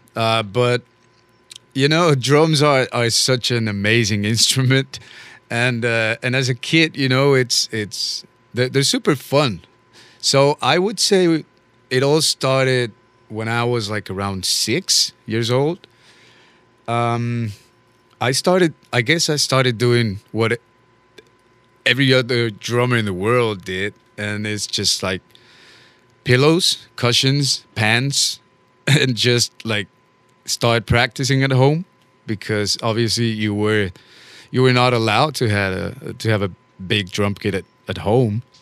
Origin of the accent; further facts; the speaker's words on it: Bogota, Colombia; now in New Orleans, United States; I am originally from Bogota, Colombia